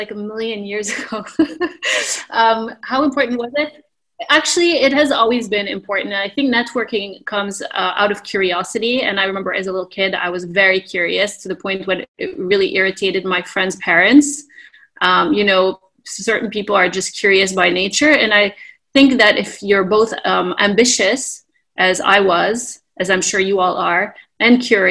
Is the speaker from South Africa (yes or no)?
no; Canada; also born or lived in Texas, United States; now in Beirut, Lebanon; I was born in Canada